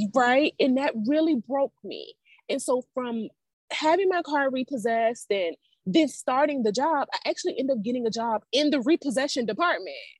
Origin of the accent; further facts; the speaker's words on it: Savannah, Georgia, United States; also born or lived in Atlanta, Georgia; I'm from Savannah